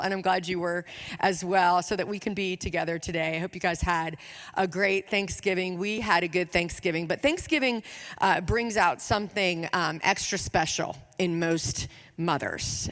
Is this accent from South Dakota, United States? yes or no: no; Richmond, Virginia, United States; I am from Richmond, Virginia.